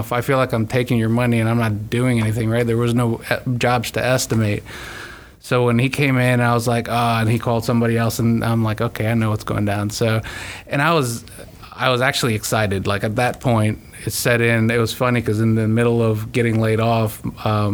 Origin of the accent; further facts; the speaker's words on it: Tampa, Florida, United States; moved away; I'm originally from Tampa